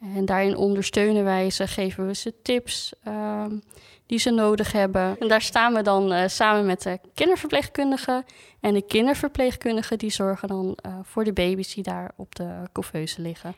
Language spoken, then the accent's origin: Dutch; Groningen, Netherlands; moved away; ik kom oorspronkelijk uit Groningen